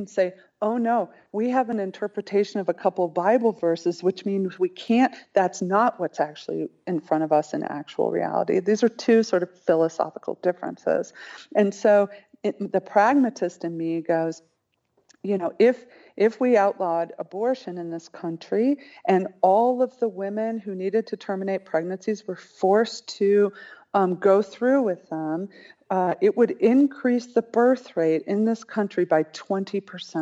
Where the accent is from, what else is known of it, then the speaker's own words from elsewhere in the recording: Colorado Springs, Colorado, United States; I was raised in the Church of Christ in Colorado Springs